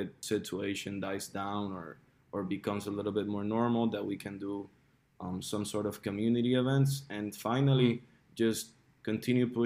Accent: Puerto Rico; moved away as an adult; also born or lived in Miami; although I was born and raised here in Puerto Rico, I left when I was 19 to go to college, and I lived for almost 9 years in Miami

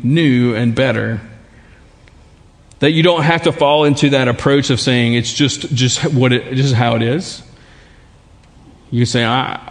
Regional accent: Baton Rouge, Louisiana, United States; growing up in Baton Rouge, living in Baton Rouge, there are some things about life here that also become defaults for us sometimes.

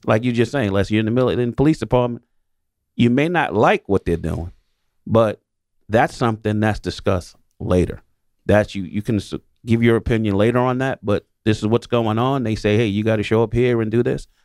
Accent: New York City, New York, United States; I'm born and raised in New York City, in the projects in New York City

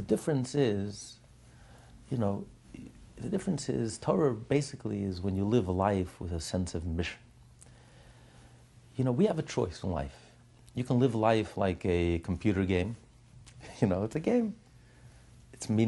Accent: United States; I know we're American

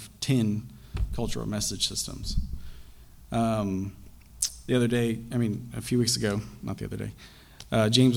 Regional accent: Pakistan; moved away; When I was growing up, I grew up in Pakistan

